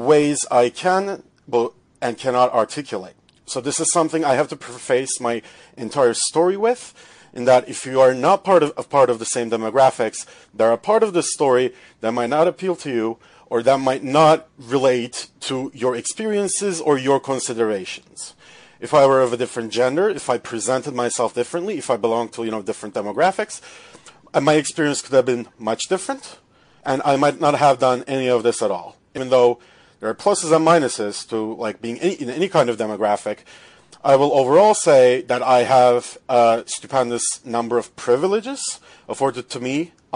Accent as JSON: {"language": "English", "country": "Turkey", "moved": "as an adult", "lives_now": "Toronto, Canada", "said": "I'm from Turkey. I'm an international student"}